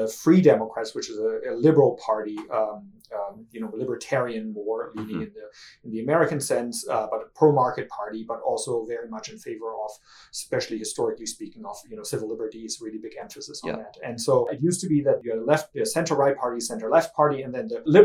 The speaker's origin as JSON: {"language": "English", "country": "Germany", "tie": "born or raised there", "said": "I grew up in Germany, where Helmut Kohl became chancellor when I was a pretty small child"}